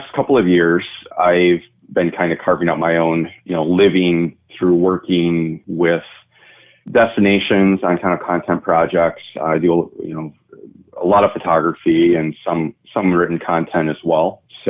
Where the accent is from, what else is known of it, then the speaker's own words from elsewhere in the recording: Door County, Wisconsin, United States; moved away as an adult; also born or lived in Milwaukee, Wisconsin; now in Madison, United States; I grew up in Door County and still consider it home, and my parents still have a home in kind of outside of Sister Bay, but Madison is home base these days.